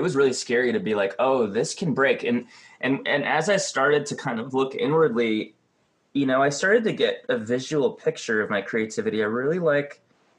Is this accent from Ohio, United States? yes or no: yes; Cleveland, Ohio, United States; now in Los Angeles, United States; I've lived in LA too long. Like, I grew up in Cleveland